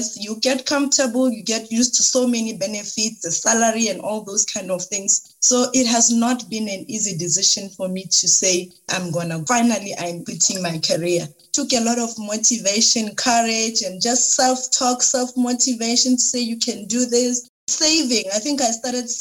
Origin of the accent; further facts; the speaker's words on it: Limpopo, South Africa; I am originally from Limpopo province. I grew up there.